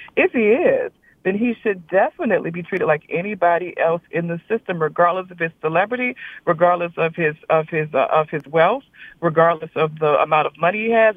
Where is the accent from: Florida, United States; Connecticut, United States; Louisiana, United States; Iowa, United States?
Louisiana, United States; South; I grew up in South Louisiana with a, with parents from North Louisiana